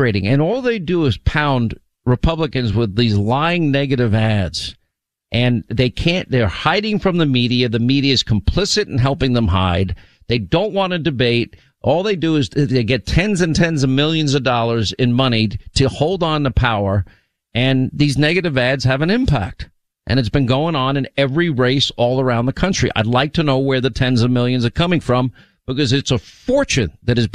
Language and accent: English; New York, United States; moved away as an adult; also born or lived in Rhode Island / California / Alabama / Georgia; I grew up in New York and then I lived 5 years